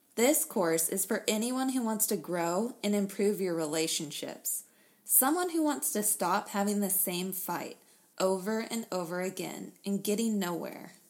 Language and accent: English; Texas, United States; we're from Texas